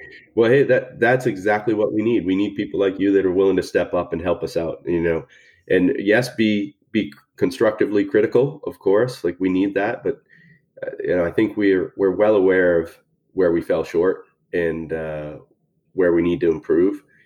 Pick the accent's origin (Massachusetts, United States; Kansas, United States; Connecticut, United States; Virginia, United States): Massachusetts, United States; Boston; moved away; also born or lived in Houston; I'm originally from Boston